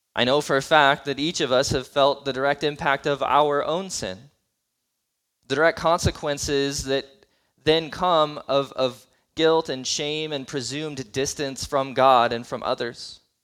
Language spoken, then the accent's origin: English; United States